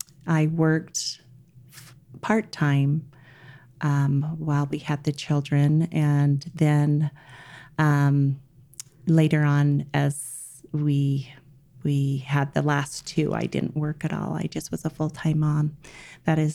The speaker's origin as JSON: {"language": "English", "town": "Salt Lake City", "region": "Utah", "country": "United States", "tie": "born or raised there", "said": "I was born and raised in the Mill Creek area in Salt Lake City, Utah."}